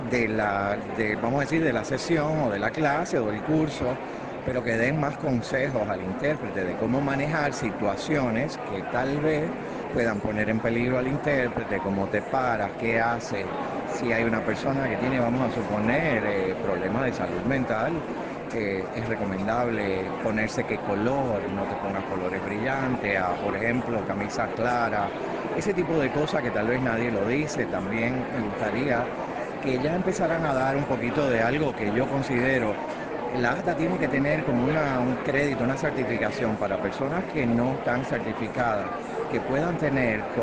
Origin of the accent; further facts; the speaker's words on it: Puerto Rico; also born or lived in Cuba; now in Connecticut, United States; Yo soy de Puerto Rico porque me considero puertorriqueño de San, como decir, de corazón, pero soy cubano de nacimiento porque de Cuba pues llegamos a Puerto Rico. Vivo en Connecticut